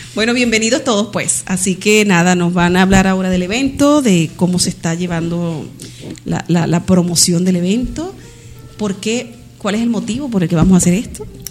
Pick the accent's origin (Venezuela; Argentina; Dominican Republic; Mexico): Venezuela; now in Valencia, Spain; Como venezolana